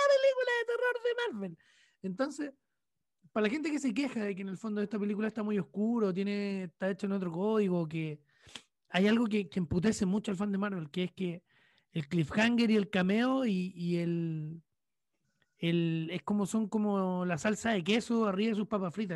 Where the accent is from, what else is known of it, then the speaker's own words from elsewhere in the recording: Chile; soy un periodista chileno de humilde trayectoria